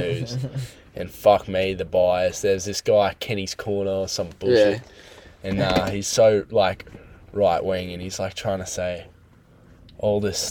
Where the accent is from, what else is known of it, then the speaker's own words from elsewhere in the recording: Queensland, Australia; As a Queenslander